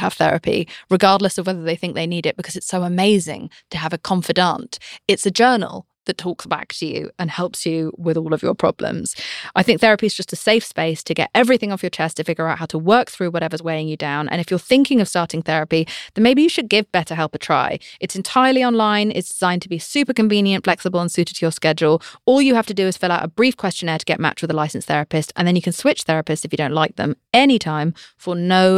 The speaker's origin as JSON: {"language": "English", "country": "United Kingdom", "said": "I'm British"}